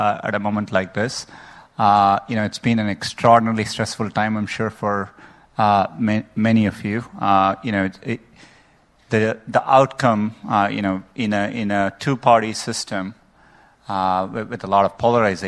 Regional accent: India; moved away; I grew up in India

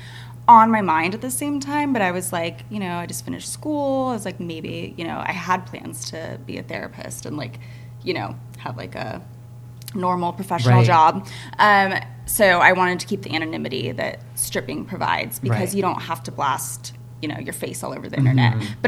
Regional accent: Bay Area, California, United States; I'm originally from the Bay Area, California.

